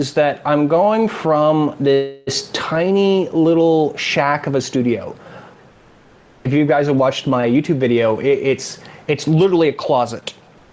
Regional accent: Sacramento, California, United States; accent: California; moved away as an adult; now in Emu Plains, Australia; I have that California accent. I'm actually from Sacramento, California. We moved out here about 7 years ago

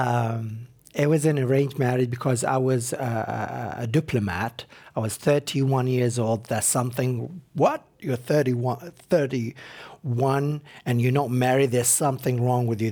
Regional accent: Iraq; moved away as an adult; now in United States

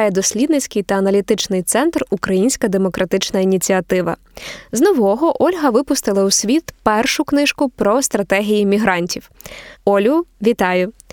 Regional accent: Kyiv, Ukraine; moved away as an adult; now in Sydney, Australia; Я виросла в Києві. Да, я народилася в Києві.

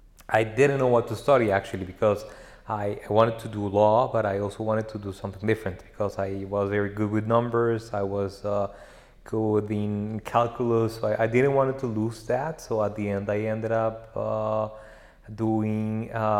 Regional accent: Bogotá, Colombia; moved away as an adult; now in Geneva, Switzerland; I grew up in Bogota, but from my mother's side, they come from a town by the River Magdalena in Colombia

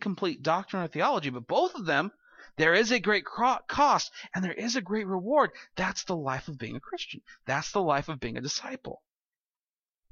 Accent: California, United States; moved away; I'll say, "California."

